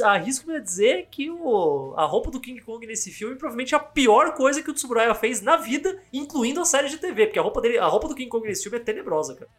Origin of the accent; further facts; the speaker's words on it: São Paulo, Brazil; eu sou paulista